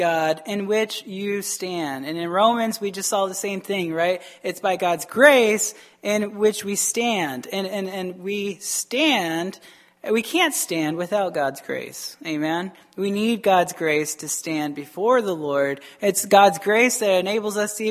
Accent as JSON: {"language": "English", "region": "Arizona", "country": "United States", "tie": "born or raised there", "moved": "as an adult", "lives_now": "Wisconsin, United States", "said": "I'm from Arizona. Not to say Arizona's bad, but my schooling was very bad"}